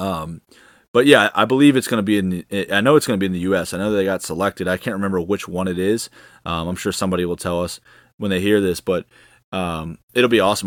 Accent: United States; me as an American fan

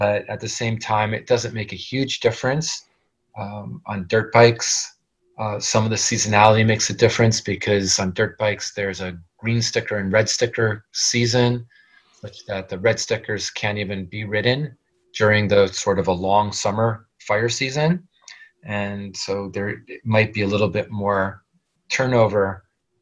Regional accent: New York City, New York, United States; moved away as an adult; now in California, United States; I grew up in New York City

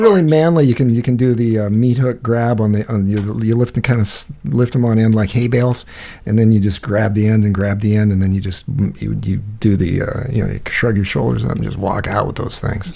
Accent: United States; I'm an American.

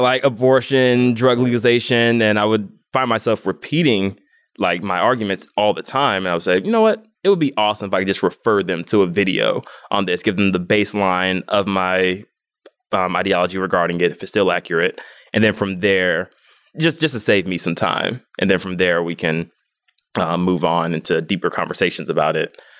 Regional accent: Atlanta, Georgia, United States; I'm from Atlanta, Georgia, born and raised, where I'm also based now

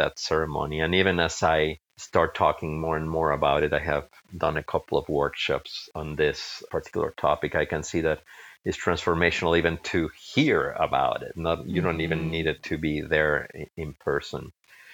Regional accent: Mexico; moved away; I come from a family, my parents are from Spain, even though I grew up in Mexico

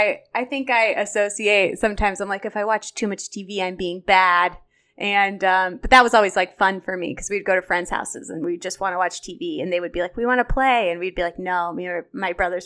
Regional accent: Chicago, Illinois, United States; I'm from Chicago, but I'll let you say that.

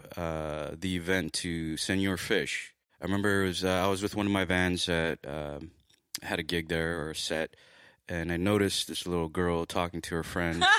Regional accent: Los Angeles, California, United States; born and raised in Los Angeles

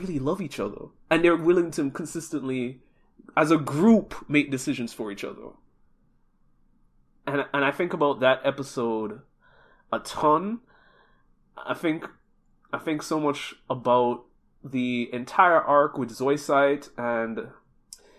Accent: Jamaica; moved away; also born or lived in Japan; I'm originally from Jamaica

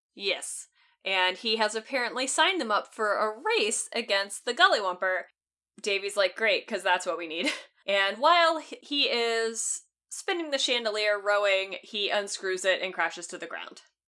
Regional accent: the South, United States; accent: Southern; even as a person who grew up in the South with a family from North Carolina

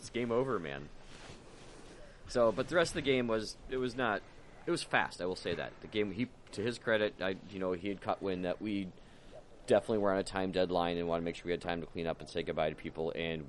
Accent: United Kingdom; I'm like, I'm British.

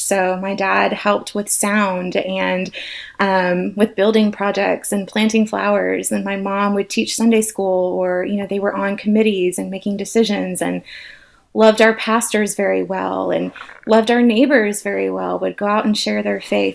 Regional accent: Atlanta, Georgia, United States; I am an Atlanta girl, born and raised

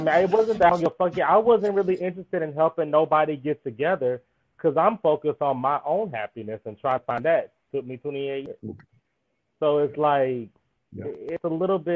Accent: Mississippi, United States; moved away; I come from Mississippi

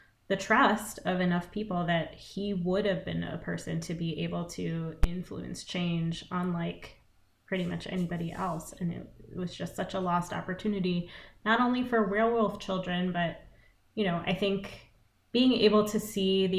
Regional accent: United States; as an Indian American person

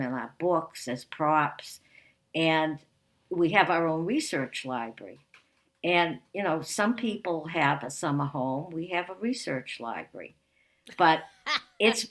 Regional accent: Winthrop, Massachusetts, United States; growing up in Winthrop

